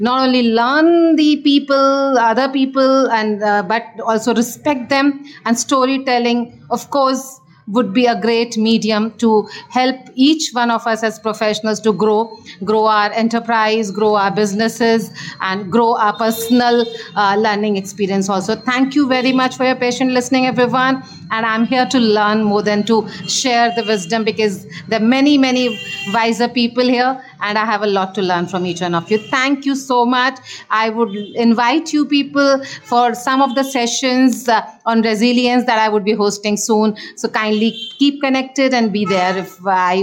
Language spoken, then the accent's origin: English; India; I'm from India